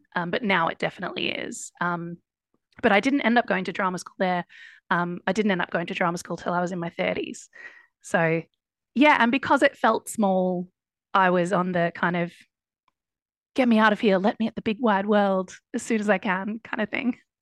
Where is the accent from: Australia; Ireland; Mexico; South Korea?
Australia; Ballarat, Victoria; moved away as an adult; also born or lived in Melbourne, Australia / United States / East London, United Kingdom; now in London, United Kingdom; I grew up in Ballarat, which is a couple of hours